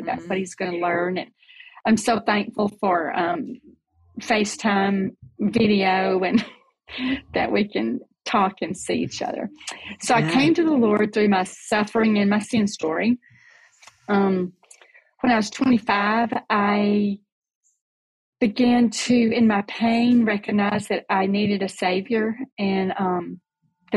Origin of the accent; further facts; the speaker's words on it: Selma, Alabama, United States; So I grew up in Selma, Alabama.